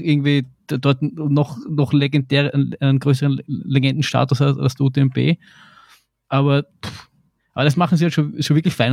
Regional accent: Vienna, Austria; ein Kind aus Wien Favoriten, was soll ich machen? Ich, ich bin nicht in die Berge aufgewachsen

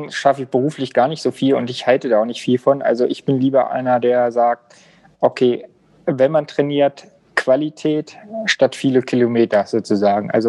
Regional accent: Osterode am Harz, Lower Saxony, Germany; Also ich bin 37 Jahre alt, komme auf dem wunderschönen Osterode am Harz, also ein Harzer Bub.

